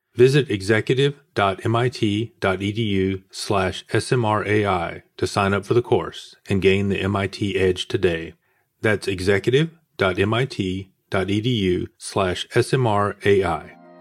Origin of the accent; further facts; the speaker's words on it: Atlanta, Georgia, United States; I'm actually from Atlanta